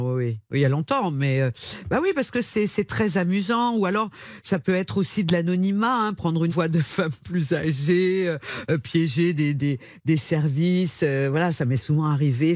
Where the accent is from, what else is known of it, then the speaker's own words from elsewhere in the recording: Lyon, Auvergne-Rhône-Alpes, France; je viens de Lyon